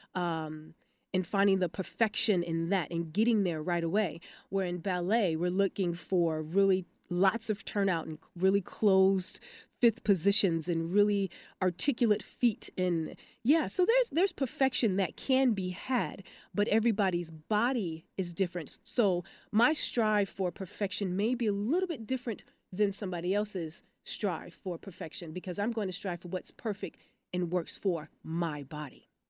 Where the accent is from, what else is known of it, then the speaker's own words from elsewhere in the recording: Detroit, Michigan, United States; also born or lived in Los Angeles; now in Dallas, United States; I'm from Detroit, Michigan